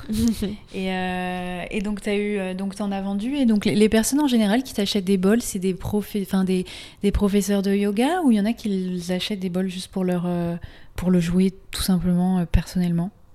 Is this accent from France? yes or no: yes; France; accent: French; avec mon super accent français